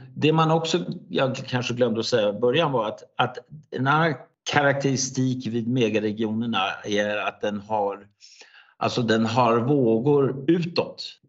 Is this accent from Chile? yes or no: no; Denmark; Swedish is a second language; jag är ju helt dansk, alltså jag är en dansk person som, som då pratar svenska